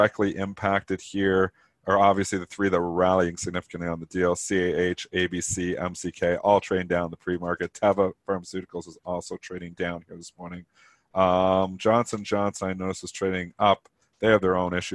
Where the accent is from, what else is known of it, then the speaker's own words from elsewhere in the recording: Leamington, Ontario, Canada; I was born in Leamington, Ontario, which was used to be just built by Heinz. It's like the tomato it's called the tomato capital of Canada